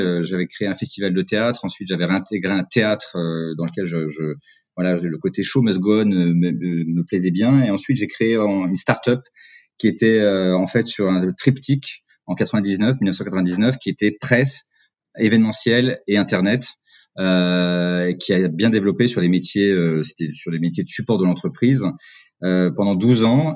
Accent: Cantal, Auvergne-Rhône-Alpes, France; moved away; je suis originaire du Cantal, donc du centre de la France

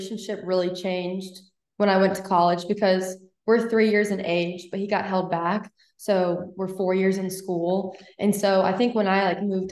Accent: Huntsville, Alabama, United States; moved away; also born or lived in Mississippi; I am from Huntsville, Alabama.

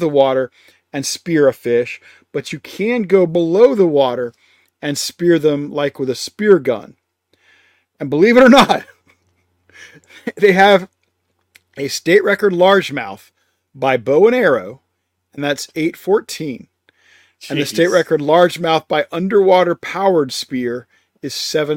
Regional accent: Georgia, United States; I'm from Georgia

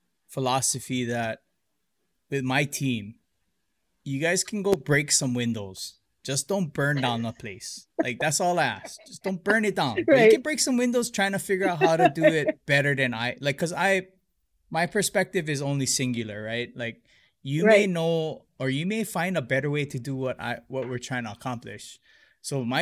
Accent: Hilo, Hawaii, United States; they consider me a townie that I grew up in Hilo

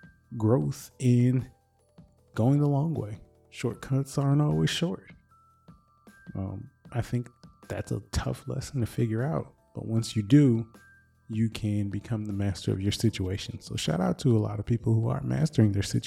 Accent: Michigan, United States; I'm from Michigan.

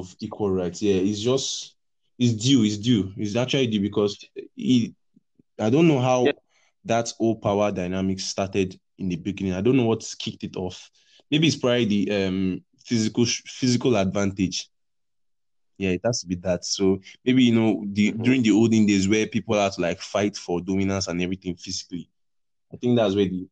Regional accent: Nigeria; accent: Nigerian; I'm a Nigerian from my accent and everything

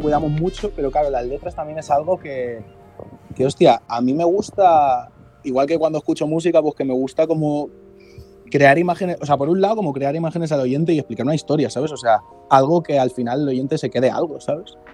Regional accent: Cornellà de Llobregat, Catalonia, Spain; Los dos somos de Cornellá, que es, es una ciudad que hay cerca de, Barcelona

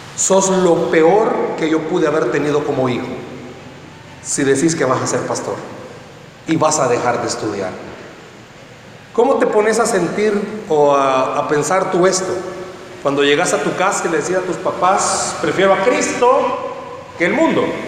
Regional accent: San Salvador, El Salvador; Soy de San Salvador

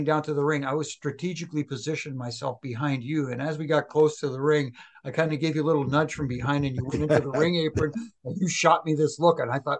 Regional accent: Toronto, Ontario, Canada; here in Toronto, in my hometown

